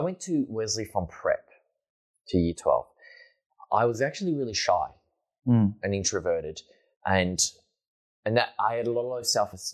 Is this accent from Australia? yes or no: yes; Lysterfield, Victoria, Australia; We grew up in Listerfield